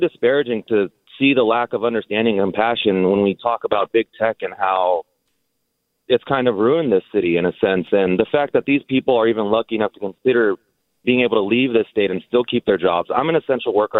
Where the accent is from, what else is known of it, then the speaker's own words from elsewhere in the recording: Central Valley, California, United States; now in San Francisco, United States; I'm from the Central Valley. I grew up really, really poor